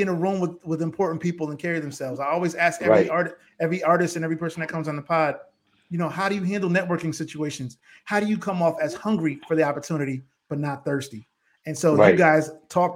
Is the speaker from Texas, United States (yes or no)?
no; Bridgeport, Connecticut, United States; now in Powder Springs, Georgia, United States; We're all from the same city in Bridgeport, Connecticut